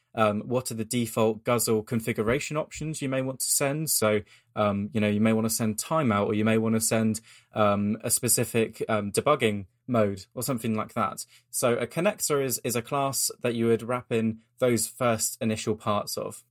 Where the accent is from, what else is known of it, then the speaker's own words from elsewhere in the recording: United Kingdom; I'm as British as you can get